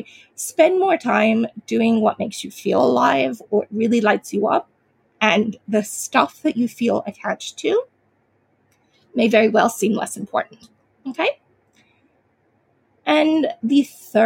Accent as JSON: {"language": "English", "country": "United States", "tie": "born or raised there", "moved": "yes", "lives_now": "Australia", "said": "I am a Chinese American. Well, I grew up in America. I live in Australia now, but grew up in America as a young child"}